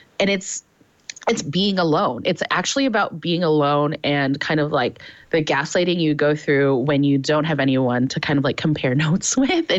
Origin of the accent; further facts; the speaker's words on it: Detroit, Michigan, United States; moved away as an adult; also born or lived in Nashville, Tennessee; I grew up in Metro Detroit, and then I moved to Nashville